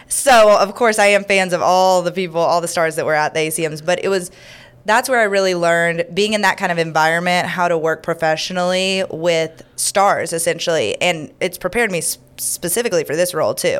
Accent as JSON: {"language": "English", "town": "Houston", "region": "Texas", "country": "United States", "also_born_or_lived": "Dallas, Texas / Omaha, Nebraska", "moved": "yes", "lives_now": "Louisiana, United States", "said": "I'm originally from Houston, Texas."}